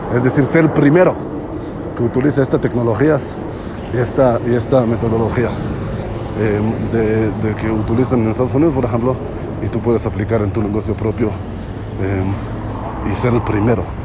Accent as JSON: {"language": "Spanish", "country": "Israel", "second_language": "Spanish", "moved": "yes", "said": "yo soy israelí"}